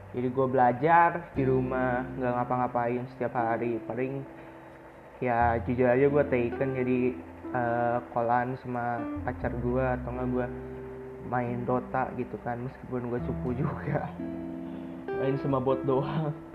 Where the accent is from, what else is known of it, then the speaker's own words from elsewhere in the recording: Bandung, West Java, Indonesia; gue lahir dan tinggal di Bandung